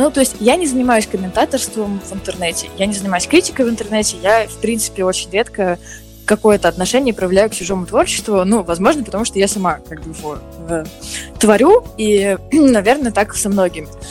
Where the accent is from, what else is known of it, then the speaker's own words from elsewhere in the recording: Moscow, Russia; я москвичка, я всю жизнь живу в Москве